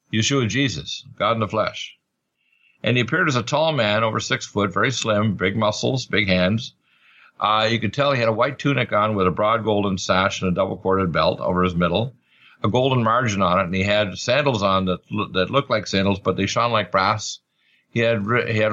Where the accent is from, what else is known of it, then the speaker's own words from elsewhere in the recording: Truro, Nova Scotia, Canada; moved away; also born or lived in Detroit, Michigan; My father was from Canada, so I was raised in Truro.